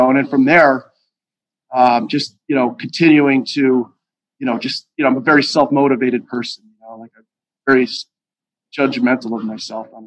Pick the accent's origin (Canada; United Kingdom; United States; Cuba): United States; Pittston, Pennsylvania; I'm growing up in Pittston I never heard words